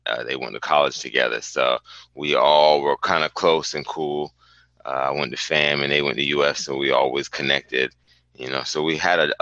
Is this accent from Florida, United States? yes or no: yes; Miami, Florida, United States; also born or lived in Jamaica (born); now in Orlando, United States; I'm actually from Miami, even though I'm born in Yard